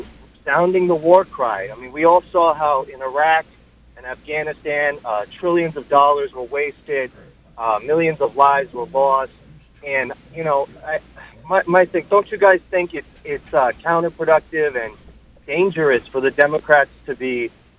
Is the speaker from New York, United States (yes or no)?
yes; New York City, New York, United States; I'm from the Bronx.